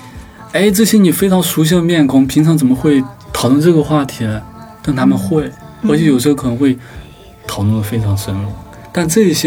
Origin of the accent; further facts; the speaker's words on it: Sichuan, China; moved away as an adult; now in Beijing, China; 我是四川的。一六年毕业来北京，开始北漂，所以现在的话就快接近五年。